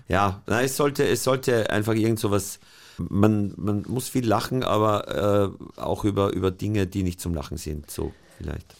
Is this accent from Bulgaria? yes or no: no; Austria; als Österreicher